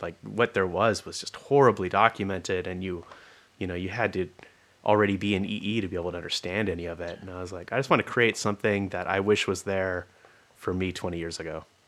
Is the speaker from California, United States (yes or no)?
yes; California, United States; moved away as an adult; also born or lived in Olympia, Washington; I was from California